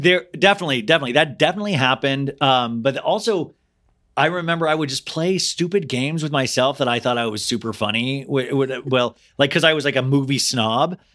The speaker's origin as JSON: {"language": "English", "region": "Kansas", "country": "United States", "tie": "born or raised there", "said": "I grew up in Kansas"}